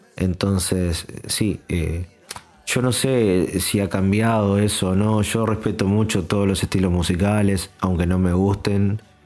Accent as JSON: {"language": "Spanish", "country": "Argentina", "said": "soy argentino"}